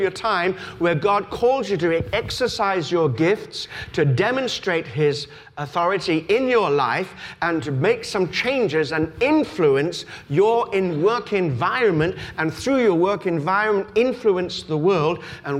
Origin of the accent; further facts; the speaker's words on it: Australia; I told you that I was brought up in Australia